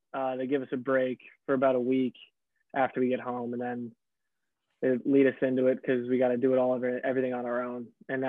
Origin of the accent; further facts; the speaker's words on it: Greenwich, Connecticut, United States; I'm from Greenwich, Connecticut.